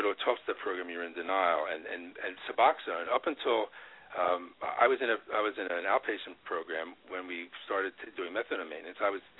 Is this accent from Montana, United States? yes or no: no; Woodstock, New York, United States; I'm like an ex-hippie. I grew up in Woodstock and peace and love